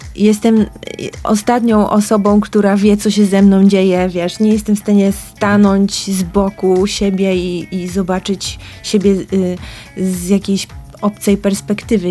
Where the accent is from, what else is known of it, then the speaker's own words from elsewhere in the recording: Piotrków Trybunalski, Łódź Voivodeship, Poland; also born or lived in Tokyo; wyjechałam z Piotrkowa Trybunalskiego do Tokio